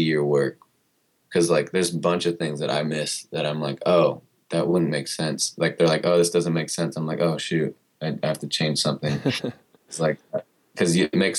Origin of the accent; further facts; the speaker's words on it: Murrieta, California, United States; also born or lived in Long Beach; now in Los Angeles, United States; that's where I was raised till I was like right out of high school.